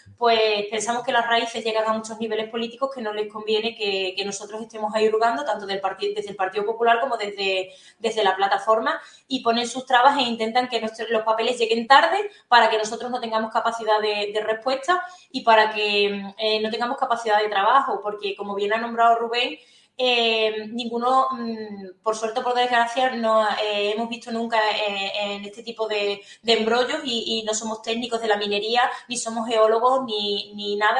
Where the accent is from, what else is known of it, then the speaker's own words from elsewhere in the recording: Alconchel, Extremadura, Spain; como una alconcelera más defendiendo mi pueblo